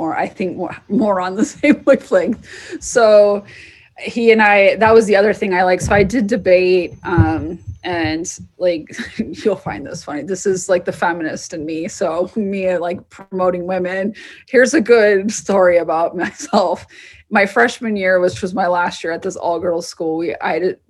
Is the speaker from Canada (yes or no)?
no; Southwest, United States; I'm from the Southwest